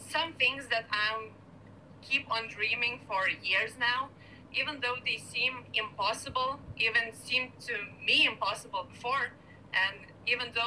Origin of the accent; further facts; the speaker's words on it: Kaunas, Kaunas County, Lithuania; now in Vilnius, Lithuania; I'm living in my, uh, in the capital of Lithuania, in Vilnius, and my hometown is the second biggest uh, town in in Lithuania, Kaunas.